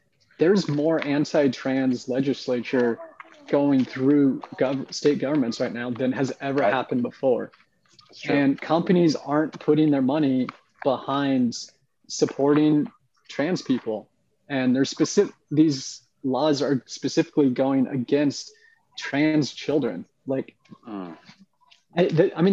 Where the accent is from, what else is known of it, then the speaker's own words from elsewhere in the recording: Oregon, United States; now in Decatur, United States; I grew up in Oregon